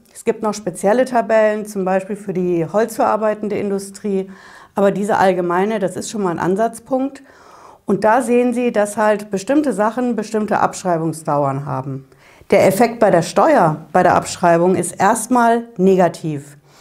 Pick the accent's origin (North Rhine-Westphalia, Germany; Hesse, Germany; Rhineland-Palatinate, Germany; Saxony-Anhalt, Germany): Hesse, Germany; Frankfurt am Main; Bei uns in Frankfurt auf der Hanauer Landstraße